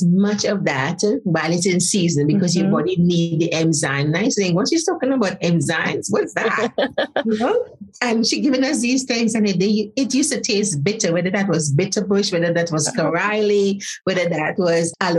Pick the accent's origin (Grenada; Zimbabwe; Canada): Grenada; Saint Patrick; also born or lived in Trinidad; now in United Kingdom; I was born in Grenada in a place called Setes, as a country, St. Patrick's. So it's a lovely little country, part of the country. Grew up on spices